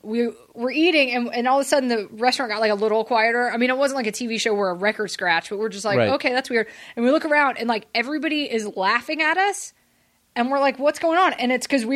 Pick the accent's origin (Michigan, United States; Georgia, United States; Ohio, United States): Georgia, United States; Atlanta; also born or lived in England; I grew up in Atlanta